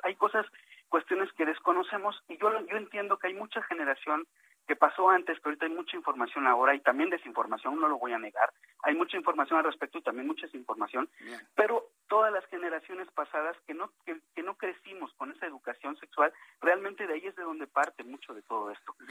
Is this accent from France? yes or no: no; Mexico City, Mexico; nací en la Ciudad de México, aunque mis papás son migrantes